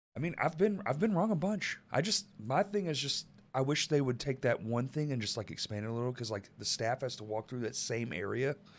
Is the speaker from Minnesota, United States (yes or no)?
no; Dallas, Texas, United States; moved away; I grew up in Dallas